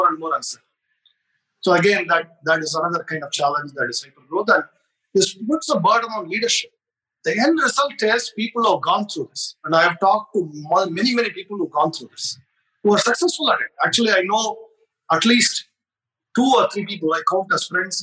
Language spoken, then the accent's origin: English; India; being Indian